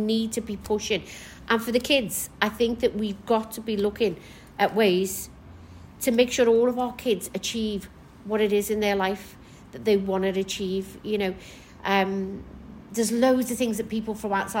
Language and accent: English; Kirkby, North West England, United Kingdom; also born or lived in Maghull; now in Liverpool, United Kingdom; Originally, from Kirby. I was raised in Kirby